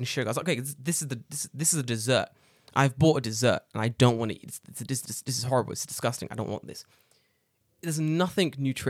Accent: Chicago, Illinois, United States; I'm from Chicago. I need more cheese.

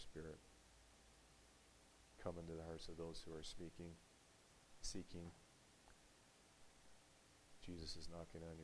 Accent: United States; an American who grew up with the right, along with everyone else in this country, to speak freely

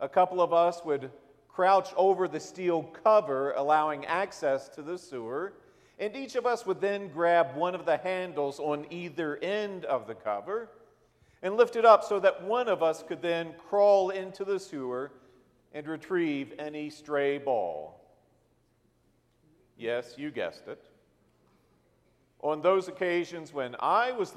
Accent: Harrisonburg, Virginia, United States; I grew up in Harrisonburg, Virginia, as the youngest of five children.

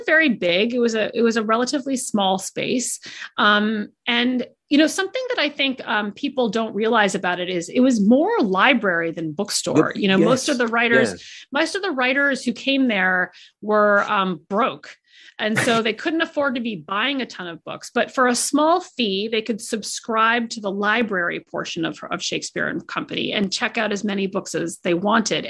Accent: United States; I'm an American

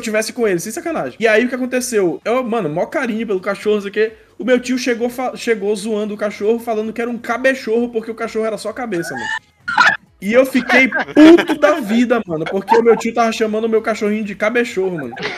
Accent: Belém, Pará, Brazil; aqui em Belém, é, a gente é daqui de Belém

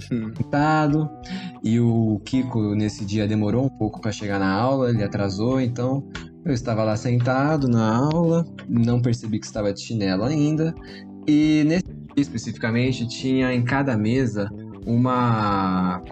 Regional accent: Santos, São Paulo, Brazil; a gente é de Santos, né? Então faz um calor da porra e todo mundo é de chinelo

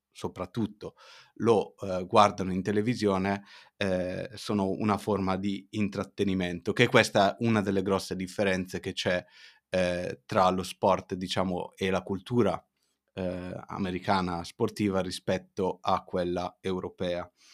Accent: Italy; also born or lived in Las Cruces, New Mexico; sono cresciuto comunque in Italia

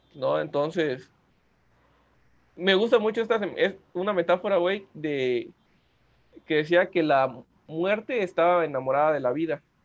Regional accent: Mexico; como mexicanos sí celebramos la muerte

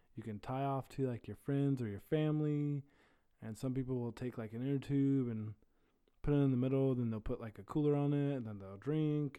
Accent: Terre Haute, Indiana, United States; I am from Terre Haute, Indiana

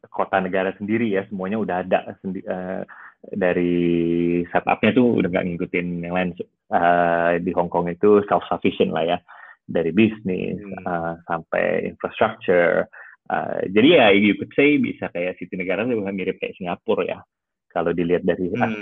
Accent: Perth, Western Australia, Australia; also born or lived in Jakarta / Sydney; now in London, United Kingdom; uh, lahir di Jakarta. Jadi actually di Australia ya, dulu gue sekolah di Perth, udah gitu uni di Sydney.

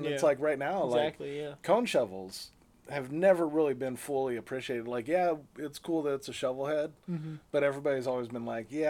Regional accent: California, United States; moved away as an adult; also born or lived in San Diego; now in Virginia, United States; I grew up in California

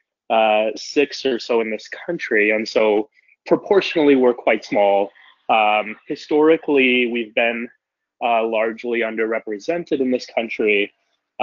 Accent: Texas, United States; I grew up in Texas

